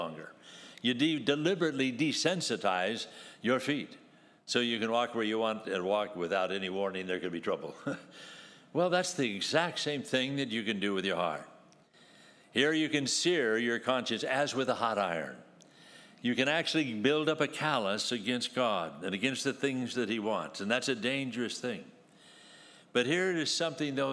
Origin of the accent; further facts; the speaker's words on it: San Gabriel, California, United States; I grew up in San Gabriel, not all that far, from all Southern California here